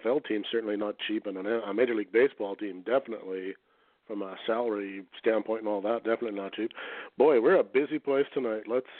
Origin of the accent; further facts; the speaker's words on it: Canada; Me being a Canadian